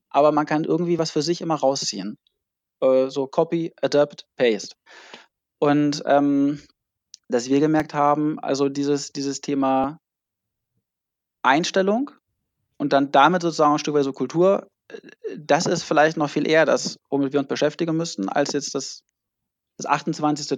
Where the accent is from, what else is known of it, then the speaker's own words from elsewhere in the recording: near Hannover, Lower Saxony, Germany; moved away as an adult; also born or lived in Mannheim; now in near Hamburg, Germany; Ich, ich komme eigentlich aus der Nähe von Hannover, habe dann in Mannheim Psychologie und BWL studiert und wohne jetzt äh, bei Hamburg